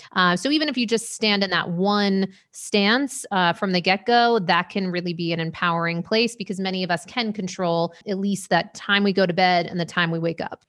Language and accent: English; Maine, United States; moved away; also born or lived in New York / Las Vegas; I was born in Maine, you know, lived in New York for a bunch of years.